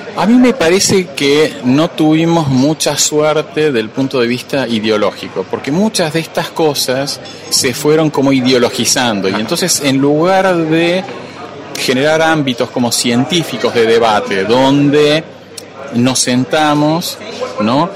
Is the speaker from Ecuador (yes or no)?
no; Argentina